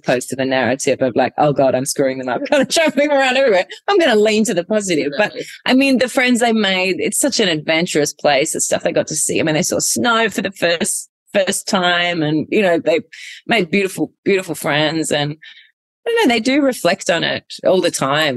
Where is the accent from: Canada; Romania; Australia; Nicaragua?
Australia; Adelaide, South Australia; also born or lived in Darwin; when we moved back from Darwin to Adelaide when I was younger, I think I was thrown back into school